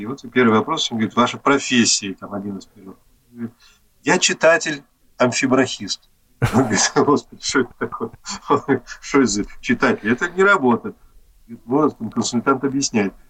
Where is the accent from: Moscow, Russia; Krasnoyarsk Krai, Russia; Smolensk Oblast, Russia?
Moscow, Russia; я сам коренной москвич